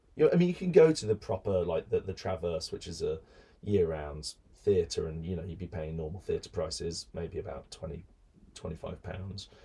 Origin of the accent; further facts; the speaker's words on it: Birmingham, West Midlands, United Kingdom; I grew up in Birmingham